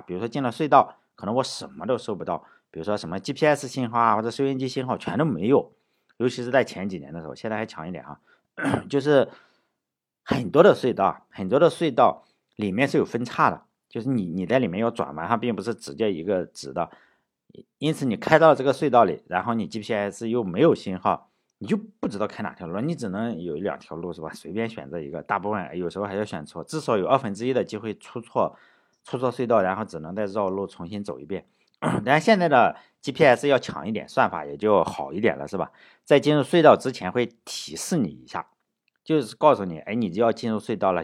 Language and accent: Chinese; Shandong, China; moved away; 我小时候在山东的话